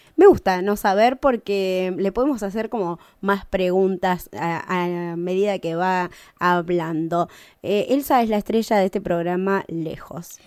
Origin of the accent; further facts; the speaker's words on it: Luan Toro, La Pampa, Argentina; moved away; mi pueblo, a Mabel en Loantoro